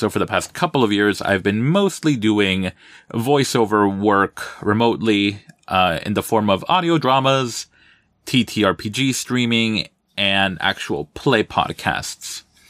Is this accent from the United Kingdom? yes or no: no; Armenia, Quindío, Colombia; now in New Jersey, United States; I'm originally from Armenia, Quindío, in Colombia, but for the past 20 years or so, I've been living out here in North Jersey.